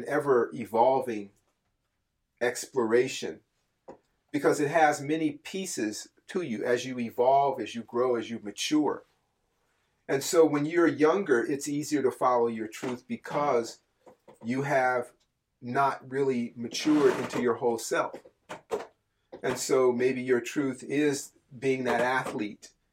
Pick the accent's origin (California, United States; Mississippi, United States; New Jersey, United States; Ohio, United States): California, United States; Berkeley; I grew up in Berkeley, California